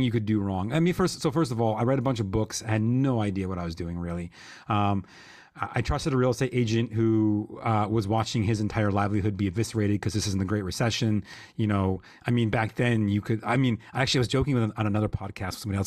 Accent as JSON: {"language": "English", "town": "Lockport", "region": "New York", "country": "United States", "tie": "born or raised there", "said": "my hometown, which is Lockport"}